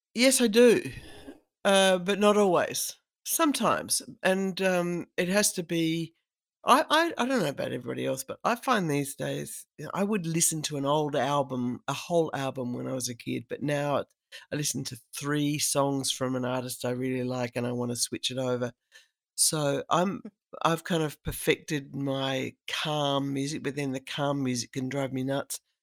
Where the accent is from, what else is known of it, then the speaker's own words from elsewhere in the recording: Australia; I'm a woman, and I'm Australian